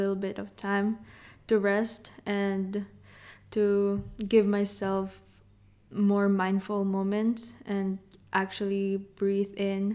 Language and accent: English; Quezon City, Metro Manila, Philippines; moved away; I grew up in the Philippines